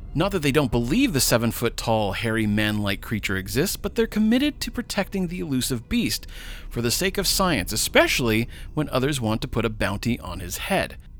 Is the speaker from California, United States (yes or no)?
yes; Los Angeles, California, United States; My hometown is Los Angeles, California